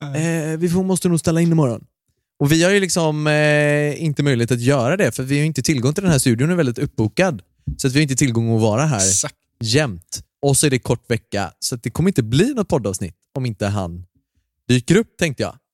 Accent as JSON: {"language": "Swedish", "town": "Gothenburg", "region": "Västra Götaland", "country": "Sweden", "said": "Jag är ju göteborgare"}